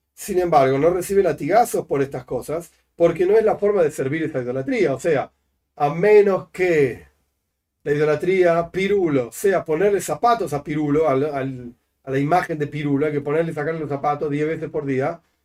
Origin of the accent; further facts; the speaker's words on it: Argentina; also born or lived in La Plata; yo soy argentino y vivo acá y voto en octubre junto con todos los argentinos